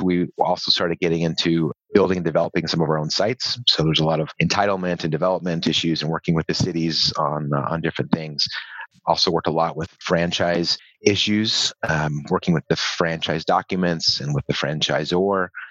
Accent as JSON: {"language": "English", "region": "Southern California", "country": "United States", "tie": "born or raised there", "moved": "as an adult", "said": "I grew up in Southern California."}